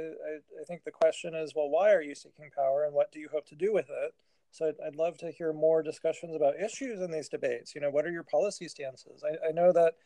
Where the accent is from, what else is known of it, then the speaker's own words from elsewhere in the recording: Virginia, United States; moved away; I grew up in Virginia